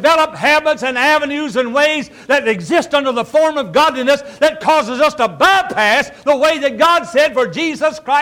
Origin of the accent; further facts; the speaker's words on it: the South, United States; I'm from the South, obviously you can tell that a little bit